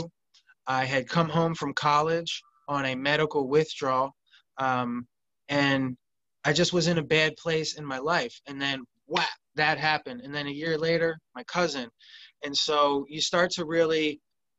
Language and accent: English; suburbs of Philadelphia, Montgomery County, southeastern Pennsylvania, United States; I grew up in Pennsylvania, southeastern Pennsylvania, right in the suburbs of Philadelphia, Montgomery County